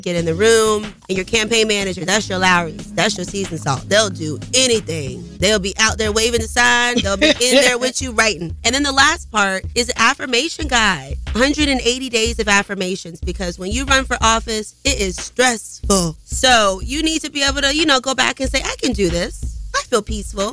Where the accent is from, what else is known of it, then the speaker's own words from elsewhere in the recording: the South, United States; I'm a girl from the South